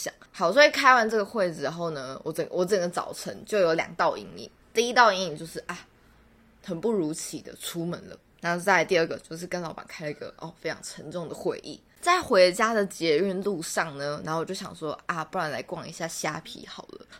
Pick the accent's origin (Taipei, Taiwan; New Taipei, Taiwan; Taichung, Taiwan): Taichung, Taiwan; 以及我本人，我是台中人，谢谢。